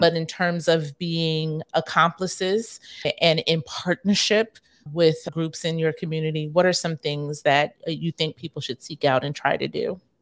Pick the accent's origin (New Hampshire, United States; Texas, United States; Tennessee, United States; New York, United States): New York, United States; I grew up primarily in New York